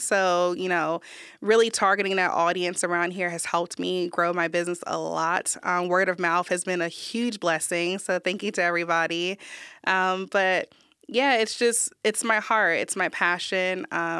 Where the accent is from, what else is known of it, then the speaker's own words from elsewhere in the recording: New Jersey, United States; now in Texas, United States; I grew up in Jersey, but I've been to New York, Florida, Atlanta. I lived in Maryland and now Texas.